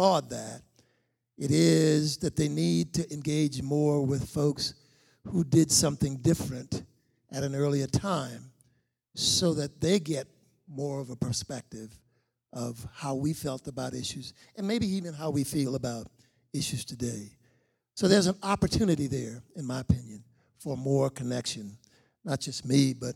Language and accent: English; Charleston, South Carolina, United States; moved away as an adult; now in Charlotte, United States; a young kid growing up in Charleston, South Carolina, back in the 50s